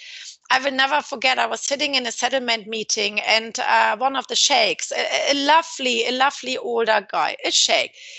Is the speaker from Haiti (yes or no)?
no; Hamburg, Germany; moved away as an adult; also born or lived in Southampton / London; now in Dubai, United Arab Emirates; I come from Hamburg